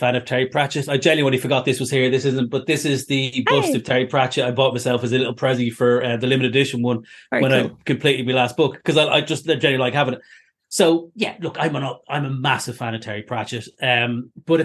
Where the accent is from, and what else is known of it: Ireland; now in United Kingdom